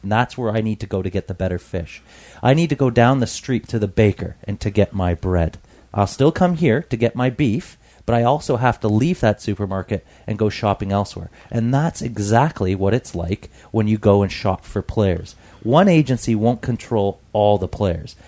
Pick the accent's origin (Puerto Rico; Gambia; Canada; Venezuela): Canada; I'm a Canadian